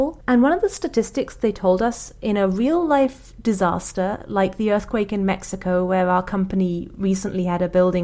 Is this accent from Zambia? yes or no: no; England, United Kingdom; moved away as an adult; now in Seattle, United States; I'm English